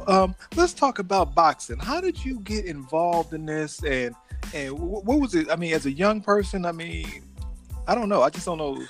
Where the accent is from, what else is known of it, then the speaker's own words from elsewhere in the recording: Chicago, Illinois, United States; I was born in Chicago too, but I'm a little older.